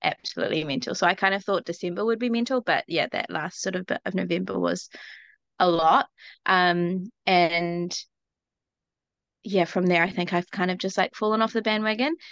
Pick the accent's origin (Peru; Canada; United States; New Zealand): New Zealand; I'm from New Zealand, so my accent's gonna be really weird